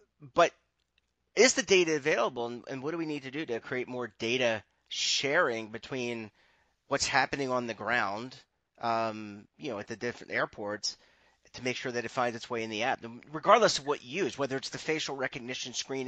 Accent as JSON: {"language": "English", "town": "Baltimore", "region": "Maryland", "country": "United States", "tie": "born or raised there", "moved": "yes", "said": "go back home to my hometown of Baltimore"}